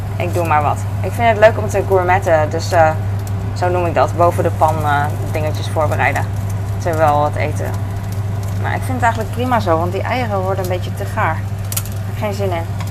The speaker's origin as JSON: {"language": "Dutch", "country": "Netherlands", "said": "als Nederlander"}